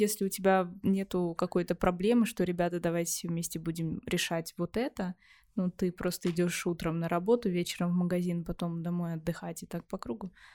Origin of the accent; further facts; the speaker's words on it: Narva, Ida-Viru County, Estonia; я родилась и выросла в Нарве